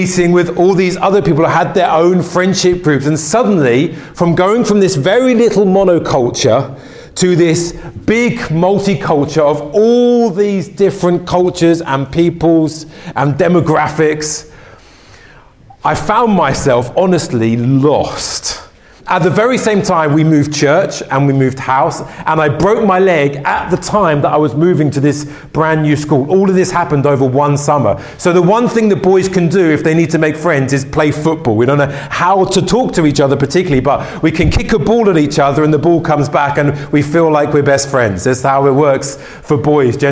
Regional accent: London, United Kingdom; I grew up in West London

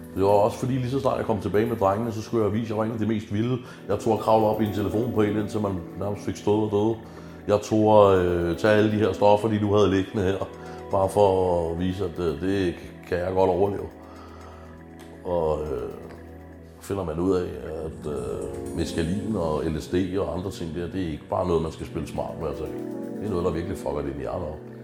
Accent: Stevns, Zealand, Denmark; moved away; also born or lived in Christianshavn, Copenhagen; Jeg er fra Carisa, jeg føler vokset op på Stævns. Jeg skal tilbage til, til Stævns igen

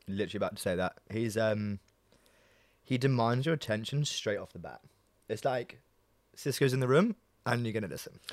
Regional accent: New Malden, London, United Kingdom; I grew up in New Malden

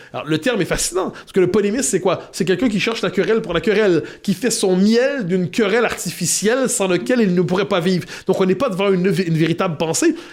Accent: Quebec, Canada; je suis québécois

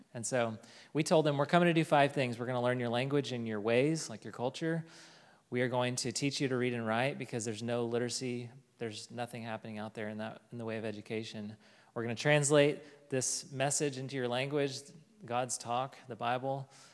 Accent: Fort Smith, Arkansas, United States; moved away; I am from Fort Smith, Arkansas, and I went to college here at the U

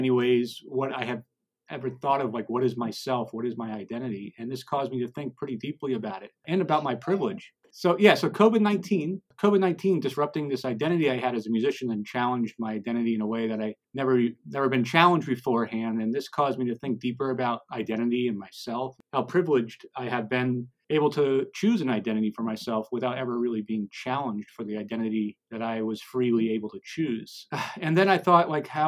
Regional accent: Long Island, New York, United States; also born or lived in Portland, Oregon; now in Tucson, United States; I was born in Long Island, New York.

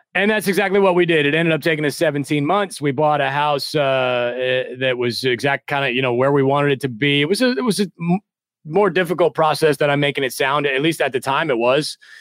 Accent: Midwest, United States; moved away as an adult; also born or lived in New York City; I'm originally from the Midwest

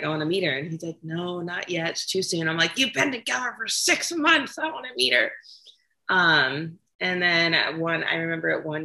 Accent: California, United States; So I grew up in California, and I did not grow up in a very modest household

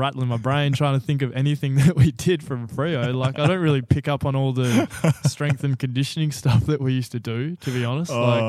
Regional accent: South West England, United Kingdom; In all fairness, I was a kid from the Southwest coming up to a big boarding school.

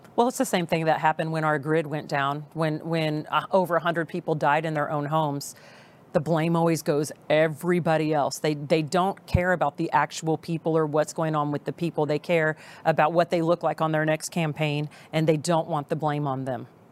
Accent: Texas, United States; we're very proud of our state

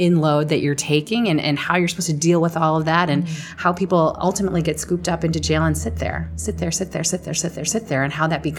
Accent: Chicago, Illinois, United States; in my hometown in Chicago

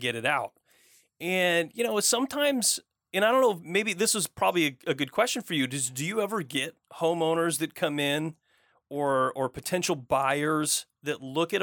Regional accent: Michigan, United States; now in Oregon, United States; I grew up in Michigan

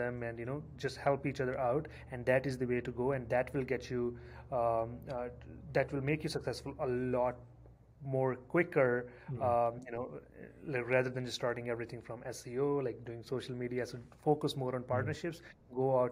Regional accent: India; moved away as an adult; now in Canada; I moved to Canada in 2010. I'm originally from India

